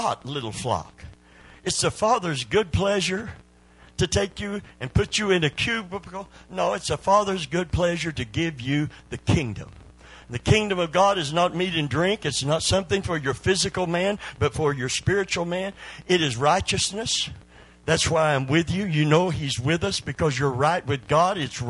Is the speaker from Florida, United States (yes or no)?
no; Kentucky, United States; I'm from Kentucky